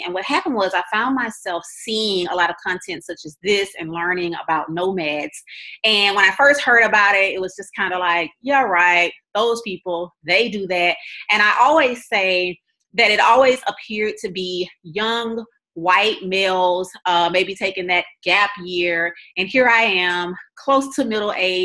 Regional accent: Louisiana, United States; moved away; also born or lived in Texas; I'm originally from Louisiana.

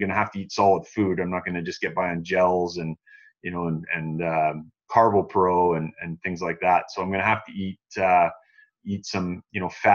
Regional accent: Canada; as a Canadian, I would much rather be going in December

